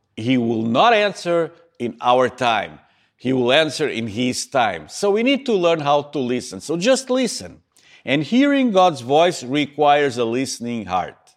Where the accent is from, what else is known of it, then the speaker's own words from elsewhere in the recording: Montreal, Quebec, Canada; here in my hometown in Montreal